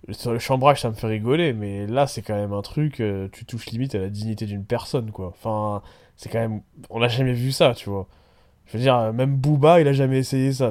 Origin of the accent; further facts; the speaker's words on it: Paris, Île-de-France, France; En tant que parisien, l'histoire de la Ligue des Champions, quand je l'ai vue, je me suis dit, oh le bâtard